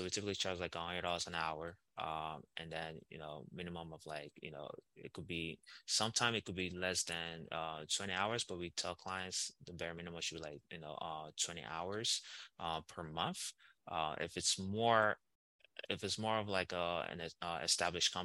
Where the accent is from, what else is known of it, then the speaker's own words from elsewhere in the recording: Nigeria; I'm Nigerian